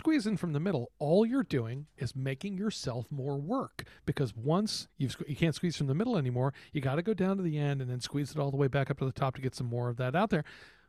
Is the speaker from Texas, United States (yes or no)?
yes; Texas, United States; I'm from Texas.